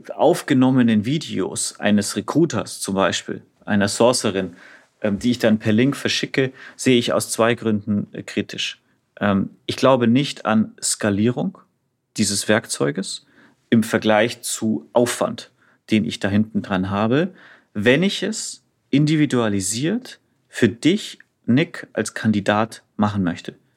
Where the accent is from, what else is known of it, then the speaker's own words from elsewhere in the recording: Franconia, Bavaria, Germany; Bin Franke